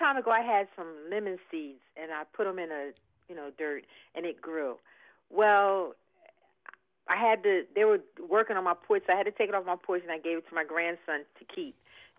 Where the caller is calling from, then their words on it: Delran, New Jersey, United States; I'm from Delran, New Jersey.